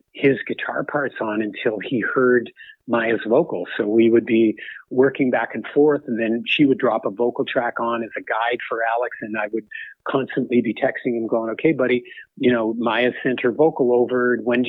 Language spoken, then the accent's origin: English; Canada; growing up as a Canadian kid